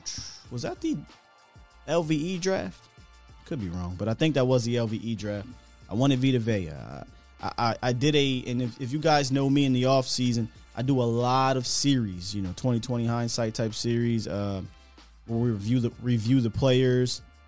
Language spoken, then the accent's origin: English; United States; I grew up on the Gilbert Browns and the Tony Saragusas